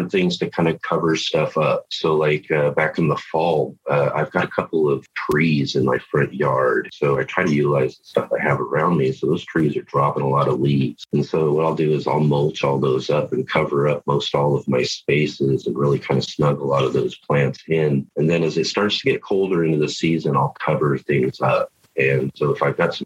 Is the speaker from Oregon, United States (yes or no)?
yes; Southern Oregon, United States; also born or lived in Medford, Oregon; I'm from Southern Oregon, and I live in Medford